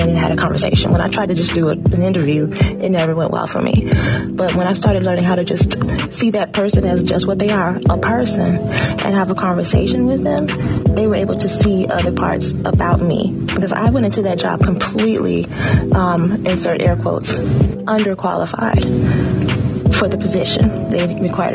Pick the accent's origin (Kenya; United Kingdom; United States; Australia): United States; Chicago, Illinois; now in New Orleans, United States; I was born and raised in Chicago, mostly in the Bronzeville area, and graduated from Dunbar High School in 1988